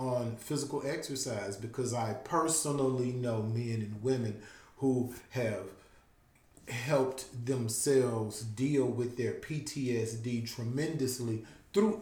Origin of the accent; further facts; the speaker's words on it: Louisiana, United States; We're from Louisiana